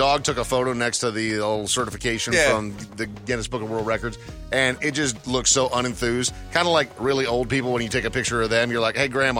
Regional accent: Brainerd, Minnesota, United States; moved away; I grew up in a small town in Minnesota called Brainerd.

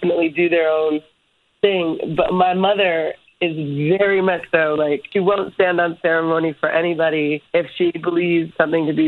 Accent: Hawaii, United States; growing up in Hawaii, it was like a very different experience.

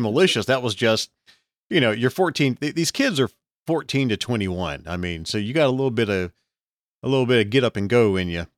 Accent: Alabama, United States; also born or lived in Texas

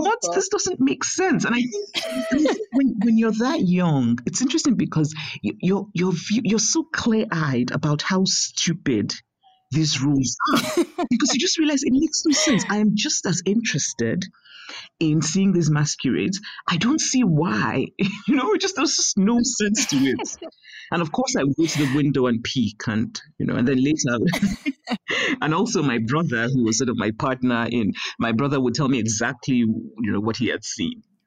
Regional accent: Nigeria; moved away; also born or lived in United States; growing up in Nigeria

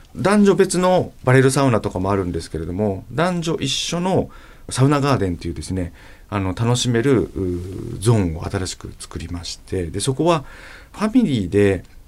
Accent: Saitama, Japan; 埼玉県出身なので温泉地ではないですね

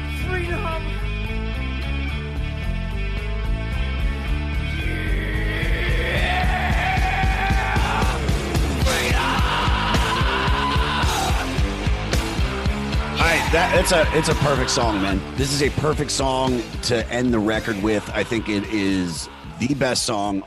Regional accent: Baltimore, Maryland, United States

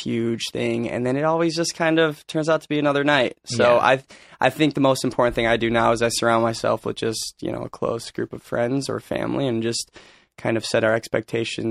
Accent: Michigan, United States; now in Los Angeles, United States; I'm from Michigan.

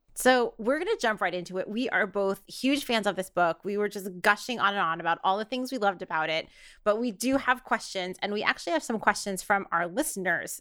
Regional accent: New York, United States; as a New Yorker

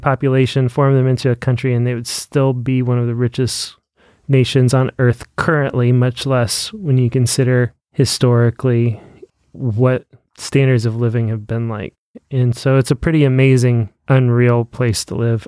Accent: United States; I am a Christian before I'm an American.

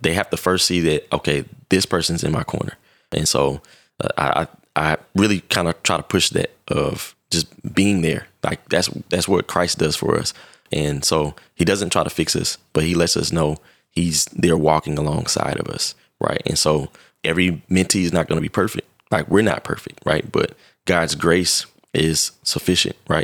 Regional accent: Indianapolis, Indiana, United States; I'm originally from Indianapolis, Indiana, and I lived in a pretty rough neighborhood starting out

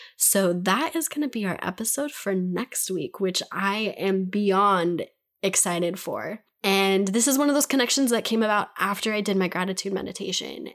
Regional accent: United States; I'm an American. I'm speaking from America

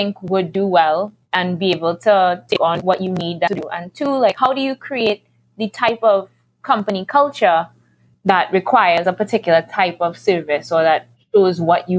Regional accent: Trinidad & Tobago; I am Tobagonian myself. There you go.

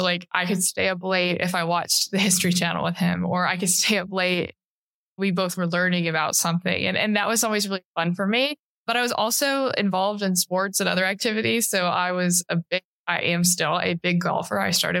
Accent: Chattanooga, Tennessee, United States; I loved Chattanooga. It's a beautiful city because there's the mountains and the river that runs through downtown.

